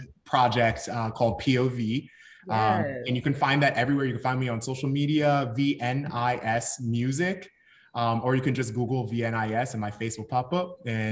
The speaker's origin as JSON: {"language": "English", "town": "New York City", "region": "New York", "country": "United States", "also_born_or_lived": "Korea", "moved": "yes", "lives_now": "Atlanta, United States", "said": "I am a Atlanta local singer-songwriter. I'm originally from New York City."}